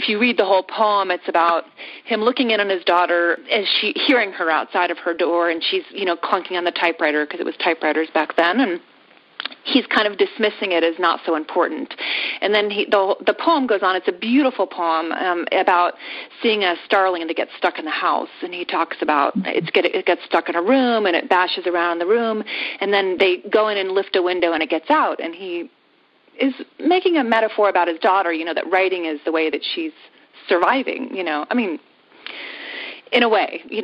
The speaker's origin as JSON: {"language": "English", "town": "Yellow Springs", "region": "Ohio", "country": "United States", "tie": "born or raised there", "said": "my hometown of Yellow Springs"}